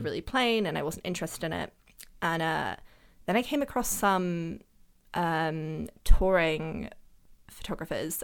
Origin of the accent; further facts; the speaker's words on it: London, United Kingdom; also born or lived in Germany; I've always like lived in and around London